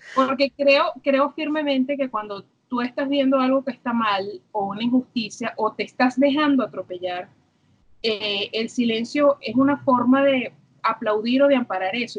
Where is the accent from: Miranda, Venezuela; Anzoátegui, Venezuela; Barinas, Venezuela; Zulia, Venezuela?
Miranda, Venezuela; Los Teques; also born or lived in Caracas; yo, una niñita nacida en Caracas, me crié en Los Teques